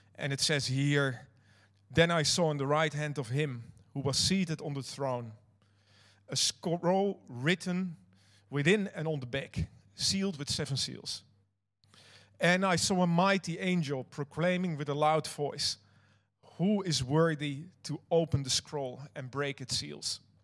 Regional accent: Netherlands; now in New Zealand; I'm not Kiwi you might have noticed that. I actually am uh, Dutch. I'm from another country

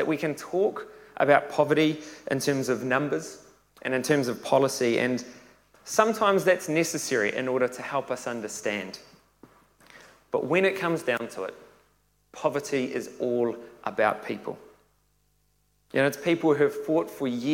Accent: Tauranga, Bay of Plenty, New Zealand; I was born and raised in Tauranga

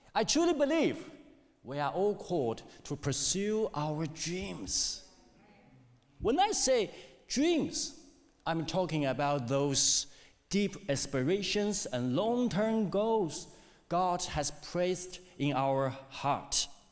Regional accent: China; English is a second language; moved away as an adult; also born or lived in Hamilton, New Zealand; now in New Zealand; I came to New Zealand in 2002, 21 years ago. I'm from China

